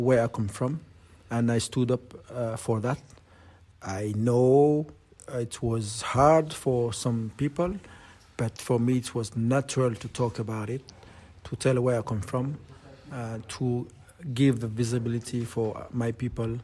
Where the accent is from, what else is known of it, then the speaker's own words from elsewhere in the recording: New Caledonia; moved away; I'm from New Caledonia. Well educated from New Caledonia and my roots, and I, yes, all of me belong to New Caledonia